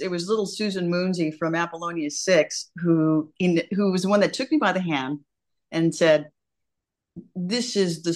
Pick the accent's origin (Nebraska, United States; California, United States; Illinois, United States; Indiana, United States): California, United States; Santa Monica; I'm a beach girl. I'm from Santa Monica, California